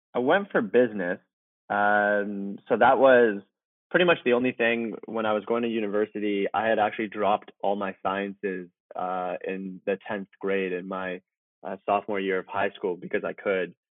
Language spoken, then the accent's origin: English; Vancouver, British Columbia, Canada; moved away as an adult; also born or lived in Iran / Toronto; now in Malibu, United States; When I was four, my mother and my sister and I moved from Iran um, as refugees actually to Vancouver, Canada.